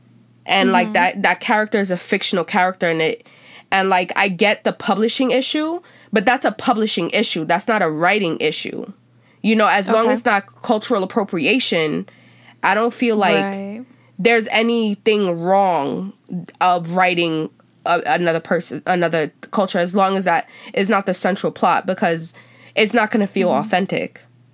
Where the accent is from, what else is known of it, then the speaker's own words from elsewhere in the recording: Puerto Rico; I'm Black. I grew up in Black culture, right? I'm Afro Latino, which is different. And then I'm Puerto Rican.